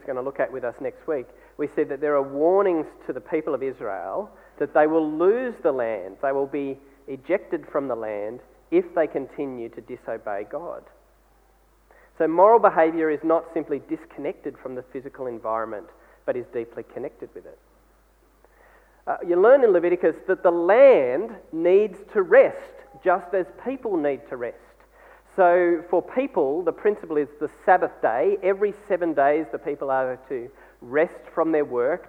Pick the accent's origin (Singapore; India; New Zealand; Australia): Australia; as Australian people